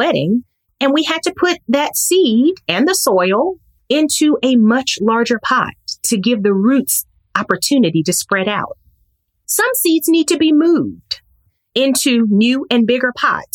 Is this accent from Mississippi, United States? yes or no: yes; Mississippi, United States; my hometown in Mississippi